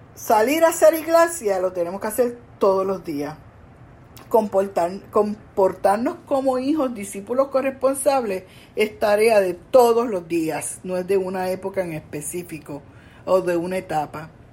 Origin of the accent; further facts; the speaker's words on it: Coamo, Puerto Rico; allá en mi pueblo de Cuamo